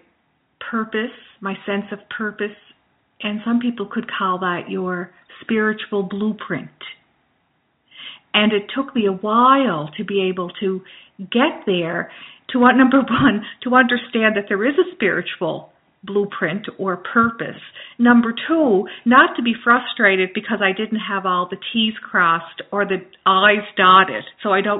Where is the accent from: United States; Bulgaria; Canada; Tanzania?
Canada; Glace Bay, Nova Scotia; I am from Nova Scotia, from Cape Breton Island, from Glace Bay, Cape Breton Island, Nova Scotia.